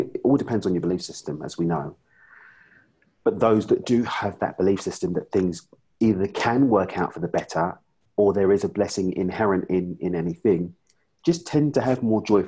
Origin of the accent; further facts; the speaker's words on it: United Kingdom; I'm from the UK.